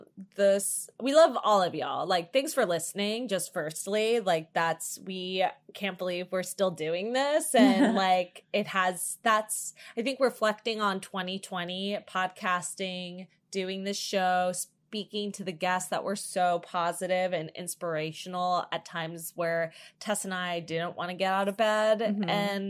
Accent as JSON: {"language": "English", "region": "New Jersey", "country": "United States", "moved": "yes", "said": "I'm from Jersey. In case for any new listeners, we're both from the East Coast."}